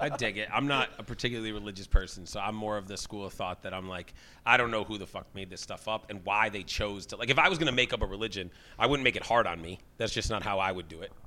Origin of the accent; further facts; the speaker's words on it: Sharon, Massachusetts, United States; I'm from Sharon, so for us it was Town Spa